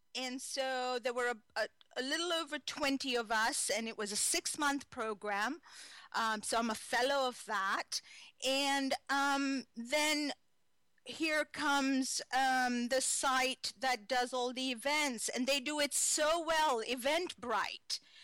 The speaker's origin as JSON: {"language": "English", "country": "Kenya", "tie": "born or raised there", "moved": "as an adult", "lives_now": "United States", "said": "I was born in Kenya, East Africa"}